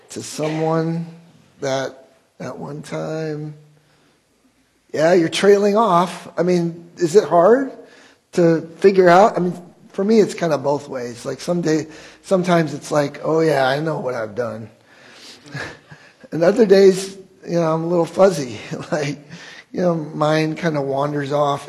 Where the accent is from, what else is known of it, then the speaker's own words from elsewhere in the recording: Wheaton, Illinois, United States; I grew up in Wheaton